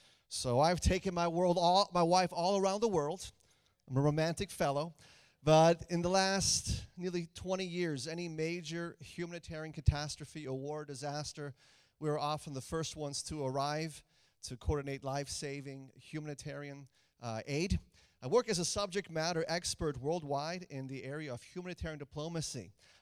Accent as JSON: {"language": "English", "country": "Germany", "tie": "born or raised there", "also_born_or_lived": "Austria / Liechtenstein", "said": "I grew up in Germany as a missionary kid. German-speaking Europe has been my home since 1983, the Dark Ages. It is my home, and that's from where we base now."}